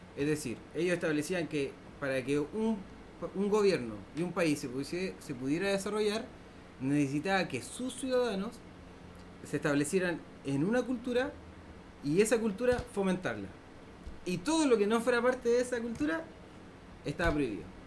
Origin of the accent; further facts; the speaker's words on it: Valparaíso, Chile; como porteño por ejemplo nos eliminaron nuestra cultura porque nosotros éramos tangueros